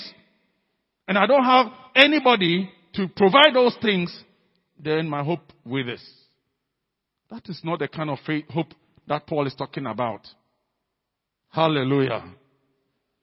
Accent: Ghana; our being Ghanaian, being African, being CFCC people

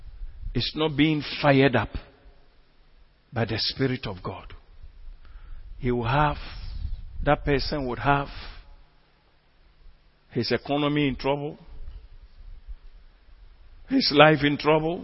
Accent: Ghana; we are Ghanaian Christians

